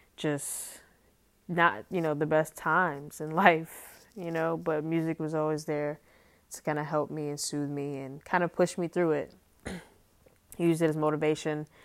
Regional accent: New York City, New York, United States; growing up in Harlem, growing up in New York

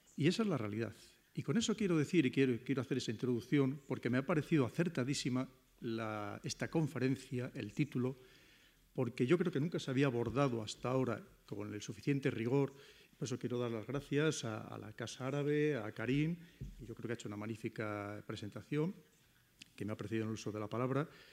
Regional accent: Spain; como españoles

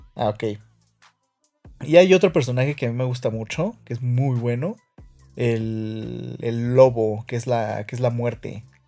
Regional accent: Mexico; somos mexicanos

